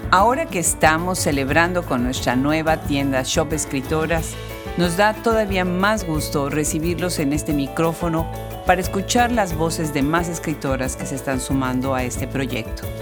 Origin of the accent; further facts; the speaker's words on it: Mexico; Sí, soy mexicana